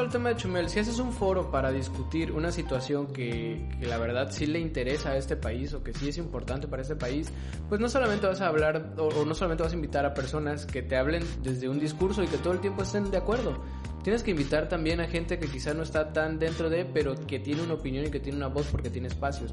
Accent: Mexico; como mexicano

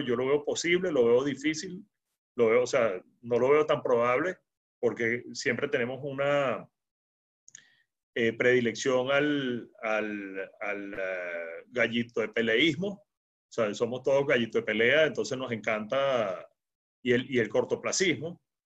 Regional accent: Venezuela; los venezolanos nos quedamos

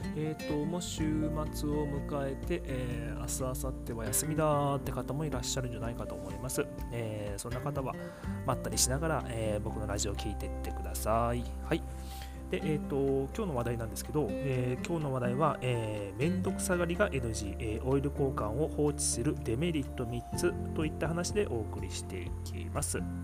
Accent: Miyazaki, Japan; accent: Miyazaki dialect; 今宮崎弁出ちゃった

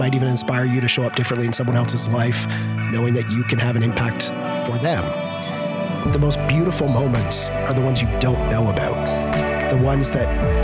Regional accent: Algonquin, Ontario, Canada; A little town called Algonquin Village

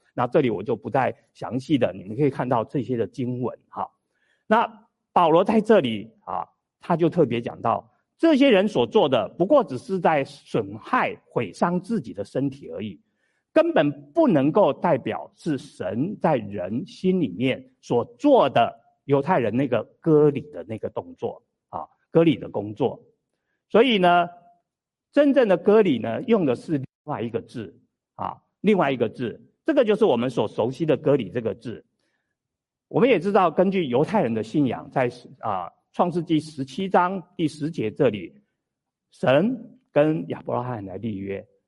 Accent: Taiwan; moved away; 我小的时候住在台湾，啊，我们台湾叫做什么？鸡童

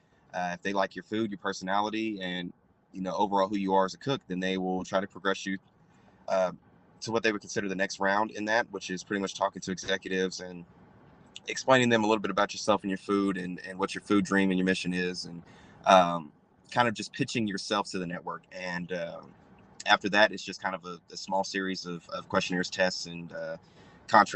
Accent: Oklahoma City, Oklahoma, United States; I'm from Oklahoma City, Oklahoma

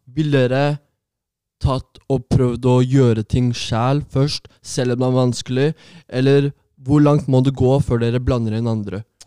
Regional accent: Oslo, Norway; Jeg er fra Oslo

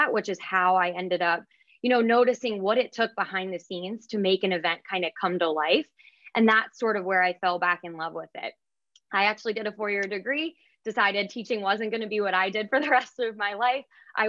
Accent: Pittsburgh, Pennsylvania, United States; moved away as an adult; now in Philadelphia, United States; Yeah, so I grew up actually in Pittsburgh, Pennsylvania, which is one of those cities that you just grow up a diehard sports fan.

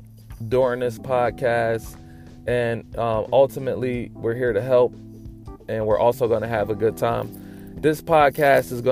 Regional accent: Trenton, New Jersey, United States; I grew up in Trenton, New Jersey, in the projects.

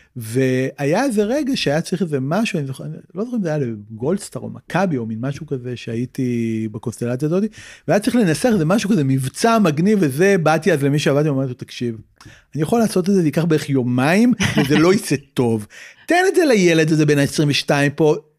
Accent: Tel Aviv, Tel Aviv District, Israel; גדלתי בצפון תל אביב

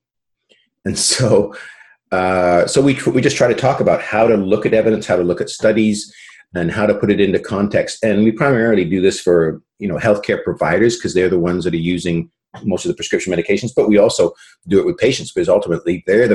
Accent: British Columbia, Canada; also born or lived in England / South Carolina, United States; I was born in England, if that's of any relevance to anybody. But I, as a young kid, my family emigrated to Canada in the late, mid-60s.

